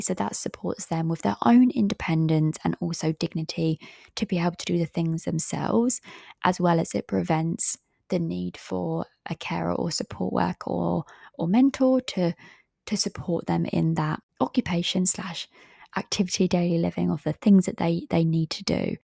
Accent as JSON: {"language": "English", "region": "England", "country": "United Kingdom", "said": "I am from England"}